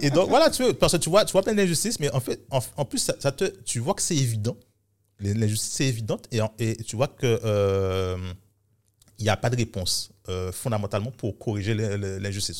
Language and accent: French; Guadeloupe; moved away as an adult; also born or lived in Paris, France; tout le système scolaire, je l'ai fait ici